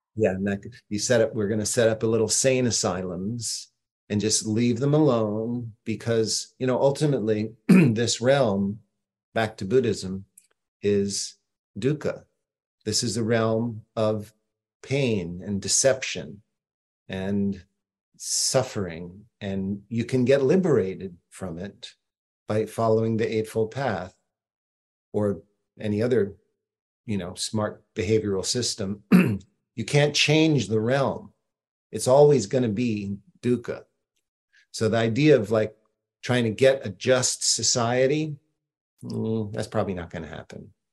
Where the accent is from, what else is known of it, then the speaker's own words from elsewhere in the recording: Boston, Massachusetts, United States; I'm from Boston.